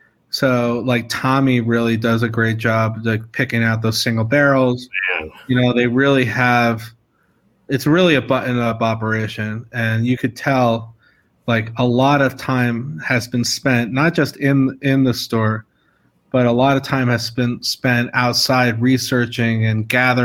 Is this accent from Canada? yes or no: no; New Jersey, United States; moved away; also born or lived in New York City; I grew up in New Jersey